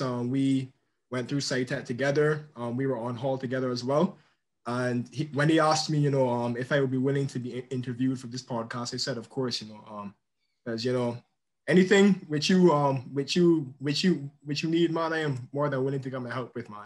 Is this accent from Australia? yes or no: no; Barbados; in my country, um, I'm from Barbados